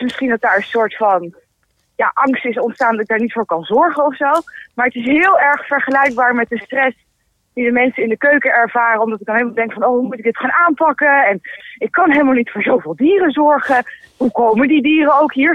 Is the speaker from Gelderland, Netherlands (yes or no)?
yes; Nijmegen, Gelderland, Netherlands; ik ben zesentwintig jaar, ik kom uit Nijmegen.